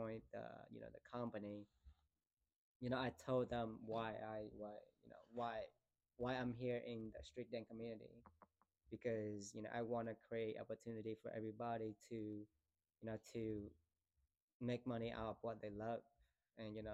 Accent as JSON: {"language": "English", "town": "Da Nang", "country": "Vietnam", "tie": "born or raised there", "moved": "as an adult", "said": "when I got back to Da Nang, it's my city."}